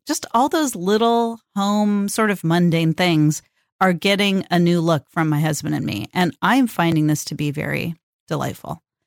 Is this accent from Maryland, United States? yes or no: no; California, United States; born or raised there; now in Portland, United States